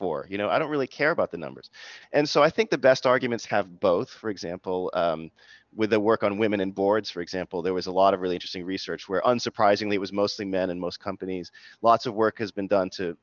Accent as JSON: {"language": "English", "town": "Boston", "region": "Massachusetts", "country": "United States", "said": "I'm from the Boston area. My mom's Jamaican, my dad is English"}